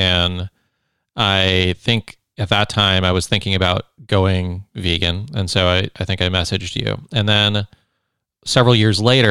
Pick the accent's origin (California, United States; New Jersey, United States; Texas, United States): California, United States; Silicon Valley; I grew up in the Silicon Valley